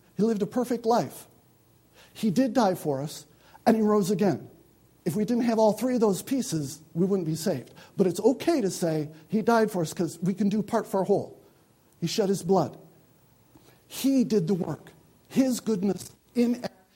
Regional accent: United States; I'm an American.

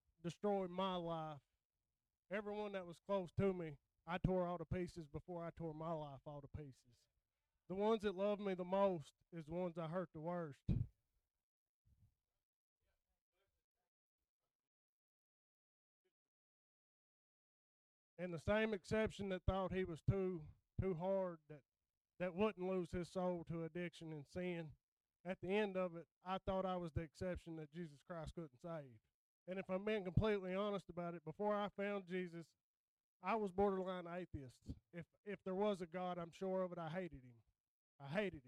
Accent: United States; I was born and raised around Suwannee

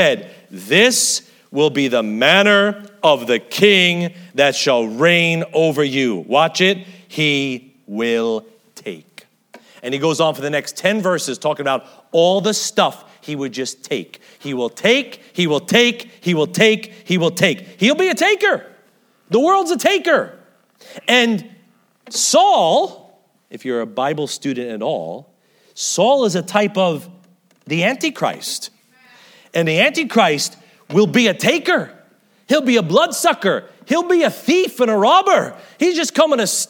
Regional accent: United States; I guess I'm too American

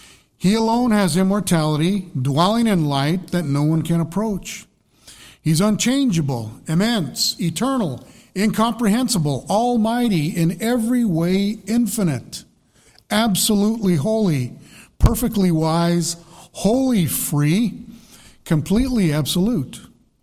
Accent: Colorado, United States; because I'm from Colorado, I grew up all my life in Colorado, but I think I've lived longer in New Hampshire now than I did in Colorado.

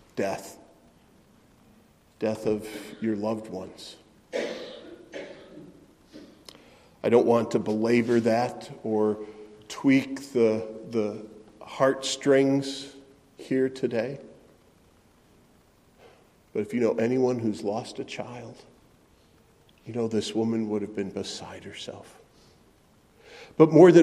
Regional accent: Middleton, Wisconsin, United States; The town where I grew up in Middleton, Wisconsin, had something called the Good Neighbor Festival.

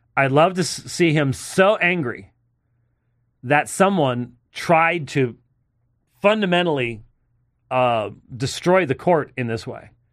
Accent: Arizona, United States; I'm from Arizona

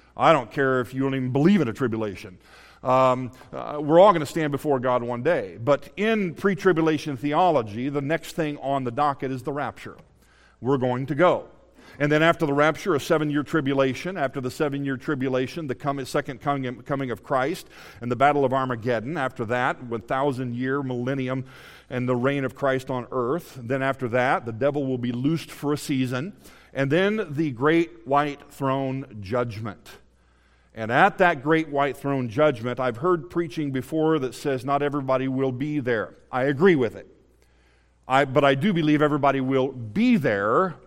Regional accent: Indianapolis, Indiana, United States; was born and raised in Indianapolis, Indiana

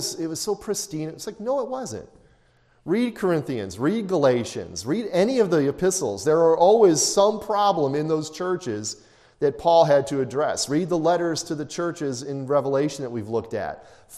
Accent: Chicago, Illinois, United States; growing up in Chicago, when I was in high school

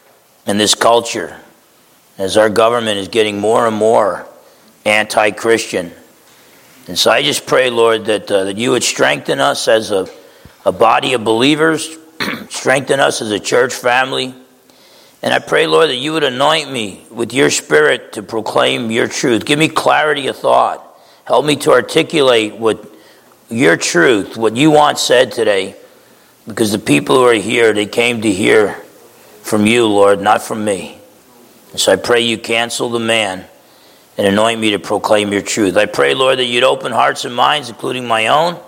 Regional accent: New Jersey, United States; I grew up in New Jersey

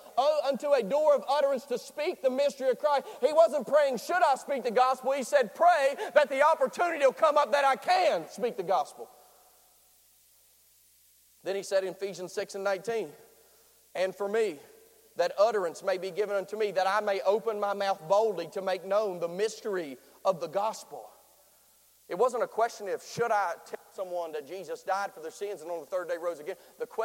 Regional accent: Nitro, West Virginia, United States; He's from Boone County. I sound like I'm from Boone County, but I'm from Nitro.

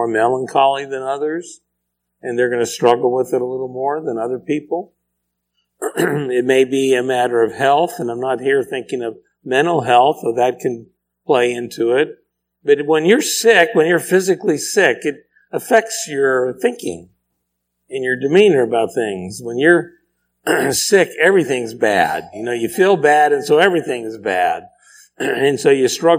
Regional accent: Pennsylvania, United States; My porch growing up in Pennsylvania, it was very small

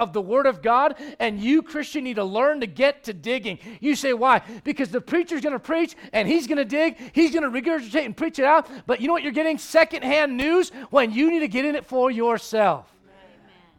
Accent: United States; as an American

